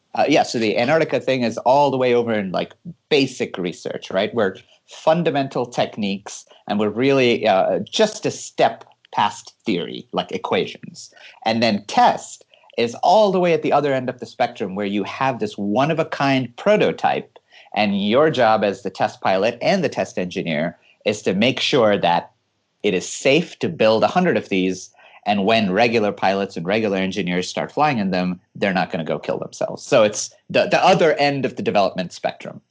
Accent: California, United States; moved away as an adult; now in Hawaii, United States; I'm born and raised in California and uh, lived in Hawaii for the last three years

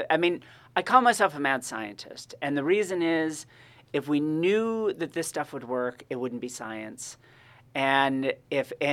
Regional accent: Monterey, California, United States; I've actually, I grew up in Monterey and I have never right. been on the actual campus of the school before.

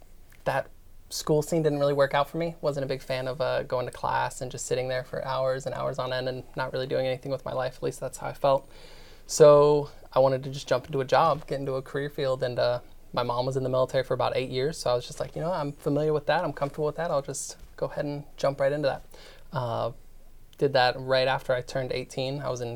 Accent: Phoenix, Arizona, United States; also born or lived in Italy / Pennsylvania; So I grew up majority of my life in Phoenix, Arizona for about 10 years. Before that, I was in Italy because that's where my mom was stationed, and then Pennsylvania shortly before that because that's her hometown.

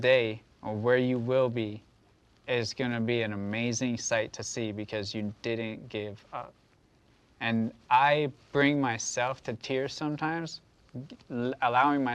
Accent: United States; as Americans

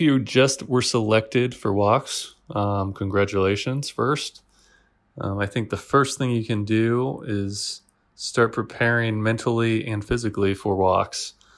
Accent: Washington, United States; moved away as an adult; also born or lived in Italy / Germany; now in Kuwait; all of my family, and I grew up in Washington, so, you know, I'm biased towards Washington State.

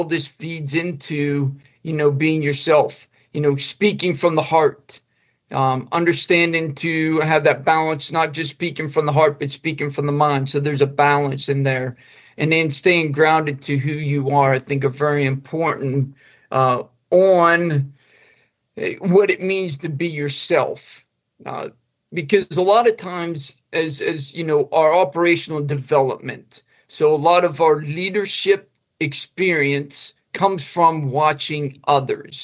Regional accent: Indiana, Pennsylvania, United States; moved away as an adult; I grew up in Indiana, Pennsylvania, small county in Pennsylvania, probably about 2 hours west of Pittsburgh, Pennsylvania

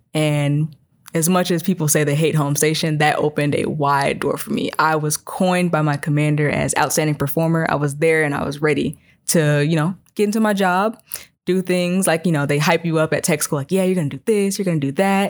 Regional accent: Chicagoland area, South Suburbs, Illinois, United States; moved away; I'm from the Chicagoland area, South Suburbs.

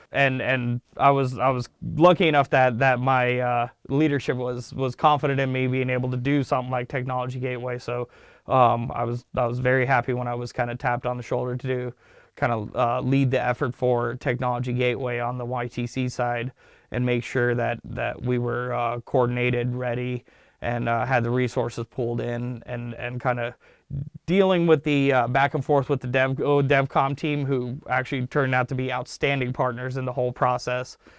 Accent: Los Angeles, California, United States; English is a second language; also born or lived in Ankara, Turkey / Sacramento; I started off in, uh, in the, uh, San Fernando Valley in, uh, Los Angeles

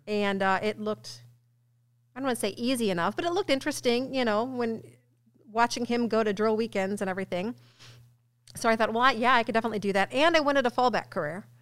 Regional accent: Ballwin, Missouri, United States; moved away as an adult; now in Illinois, United States; I'm from Baldwin, West

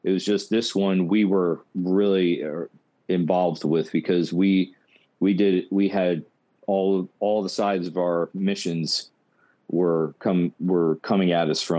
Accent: Orange, Texas, United States; I'm from Orange originally, so which is right next to there

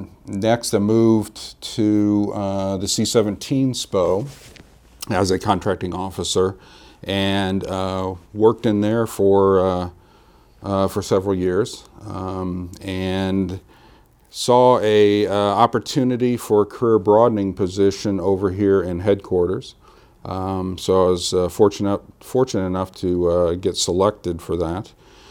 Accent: Illinois, United States; I'm a Midwesterner. I was born and raised in Illinois, around the central Illinois area.

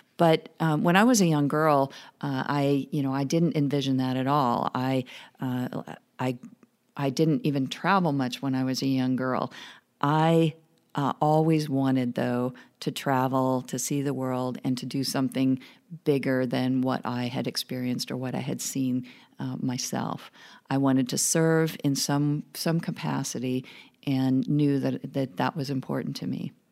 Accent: small town rural Oregon, United States; moved away; I grew up in small town rural Oregon

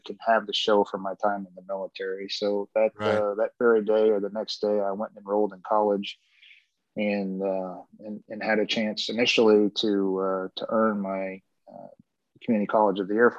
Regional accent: New England, United States; moved away as an adult; I grew up in New England

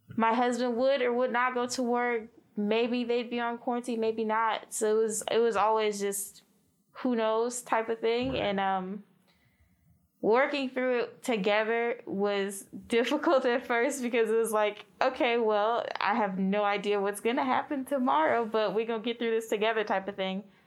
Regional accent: Miami, Florida, United States; moved away; originally we're both actually from Miami, Florida

